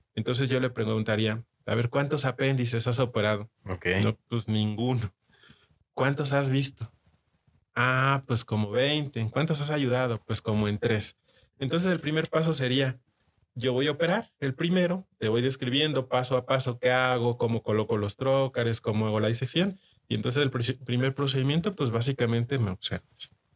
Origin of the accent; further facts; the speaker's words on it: Mexico; uno como mexicano